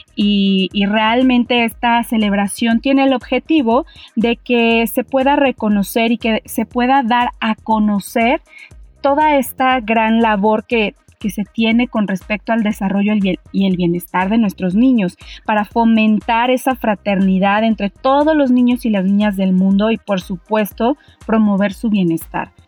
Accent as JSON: {"language": "Spanish", "country": "Mexico", "said": "nosotros como mexicanos"}